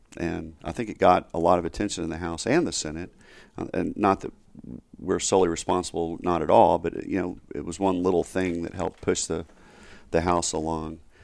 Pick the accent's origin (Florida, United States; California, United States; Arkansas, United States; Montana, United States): Arkansas, United States; Rogers; now in Dallas, United States; I grew up in Rogers, and it's, which is right next door to Bentonville